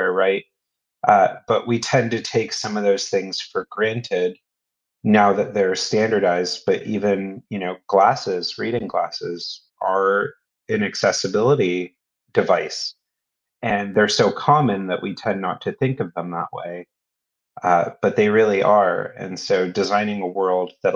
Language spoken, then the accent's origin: English; United States; moved away as an adult; now in London, United Kingdom; as an American who now lives in London